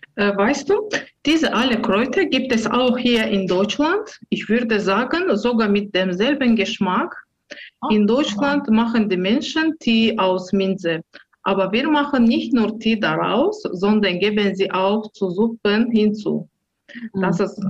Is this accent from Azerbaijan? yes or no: yes; Baku, Azerbaijan; German is a second language; now in Herten, Germany; Ich bin in der Hauptstadt Baku am Kaspischen Meer aufgewachsen